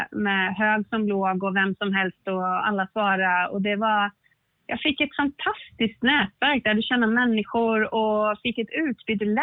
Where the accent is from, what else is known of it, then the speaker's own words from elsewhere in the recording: Stockholm County, Sweden; born there; now in Dalarna, Sweden; Nej, nej jag kommer ju inte från Dalarna. Jag är ju född utanför Stockholm, men jag har bott i Dalarna i 20 år någonting sånt där.